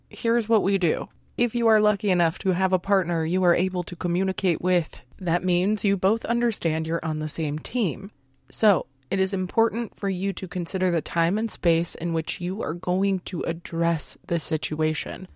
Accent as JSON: {"language": "English", "country": "United States", "said": "we were raised in American culture"}